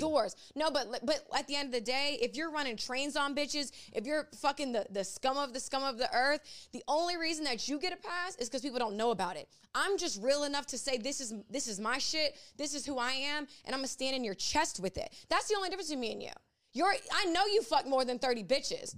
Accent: Ocean Springs, Mississippi, United States; I was raised in Ocean Springs, Mississippi

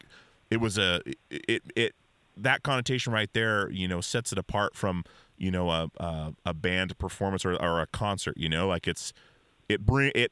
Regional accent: Alaska, United States; now in Portland, United States; I grew up in Alaska.

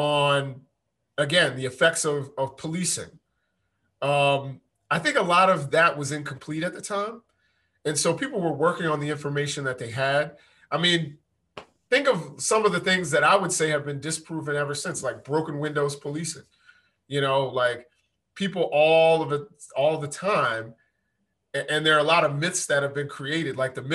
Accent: New York, United States; I'm from Spanish Harlem, which is different than, you know, West Harlem

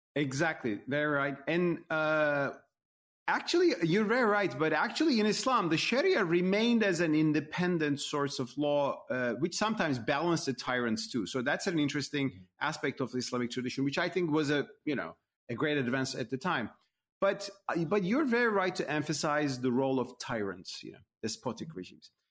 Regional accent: Turkey; moved away; as a Muslim myself, in my home country, Turkey

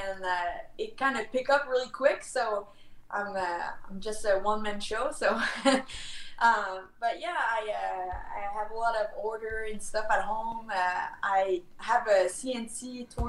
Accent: Canada; accent: French; English is a second language; with my French accent kind of represent the French part of Canada

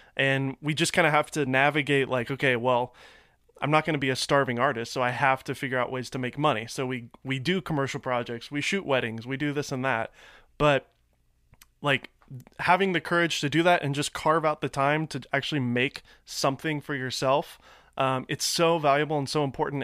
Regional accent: Nashville, Tennessee, United States; now in Los Angeles, United States; I'm from Nashville

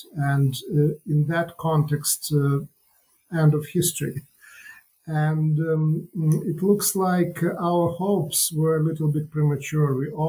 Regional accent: Ukraine; Well, I come from Ukraine, and I was in touch with my family, part of my family that is in Ukraine, in the days and weeks leading to the war.

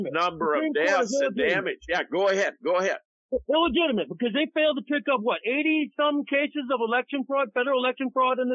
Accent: United States; as I speak as an American

